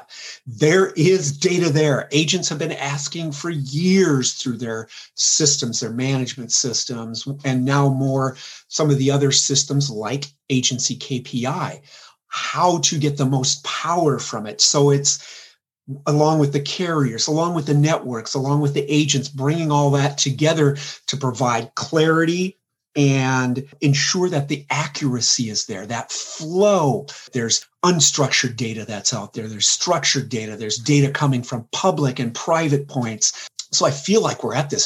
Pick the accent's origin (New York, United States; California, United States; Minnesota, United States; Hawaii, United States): Minnesota, United States; Central; Central Minnesota. I'm from Lake Country